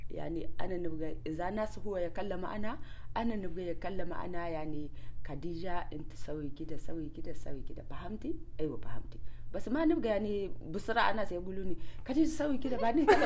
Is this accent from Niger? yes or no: yes; Niger; والله انا من النيجر انا نسوي تجاري